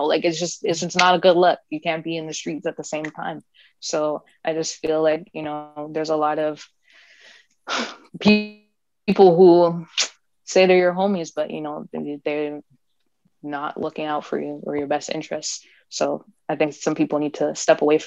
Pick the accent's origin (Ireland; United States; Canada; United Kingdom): Canada; as Canadian artists